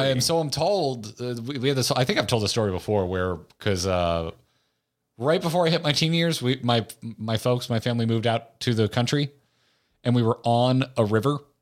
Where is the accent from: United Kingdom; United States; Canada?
United States; Appalachia; I'm an Appalachian